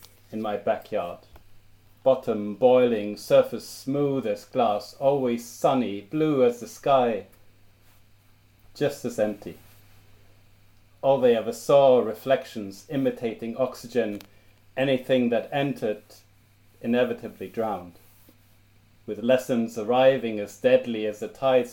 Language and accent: English; Germany; first language German; English is a second language; moved away as an adult; now in Cambridge, United Kingdom; as a teenager growing up in Germany